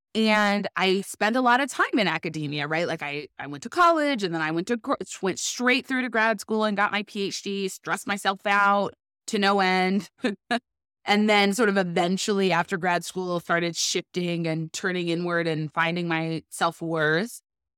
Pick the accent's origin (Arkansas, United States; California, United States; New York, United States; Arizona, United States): California, United States; Pasadena; moved away as an adult; now in Chicago, United States; I am from Pasadena. It's just outside of L.A., so just north of downtown L.A., and it's where the Rose Bowl is. As a point of reference, I actually kind of grew up across the street from the Rose Bowl.